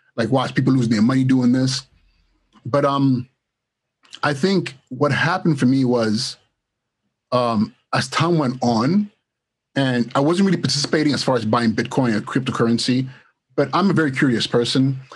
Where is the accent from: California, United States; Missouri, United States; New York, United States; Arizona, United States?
California, United States; Los Angeles; also born or lived in Nigeria / Inglewood; I was born in Nigeria of uh, the Igbo tribe, and my family we um, relocated here in, in the late '80s and um, to Los Angeles actually. And I went to school in Los Angeles, middle school, high school, Inglewood High School